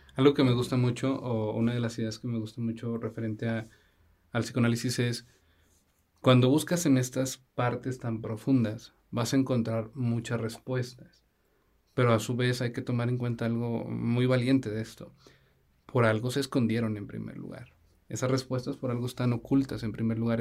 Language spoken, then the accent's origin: Spanish; Zacatecas, Mexico; Nosotros somos, como ya lo habíamos platicado, somos de Zacatecas